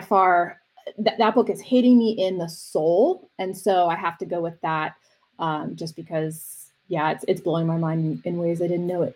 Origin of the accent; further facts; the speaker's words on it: East Coast, United States; also born or lived in University of Miami, Florida; now in Arizona, United States; I'm from the East Coast, living out here, and parents are from New York.